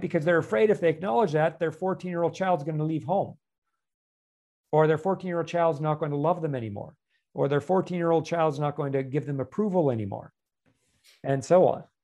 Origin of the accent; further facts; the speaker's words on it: Canada; moved away; I'm originally a Canadian as well